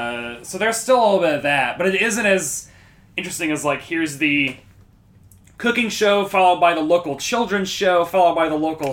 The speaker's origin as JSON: {"language": "English", "region": "the South", "country": "United States", "said": "I'm from the South"}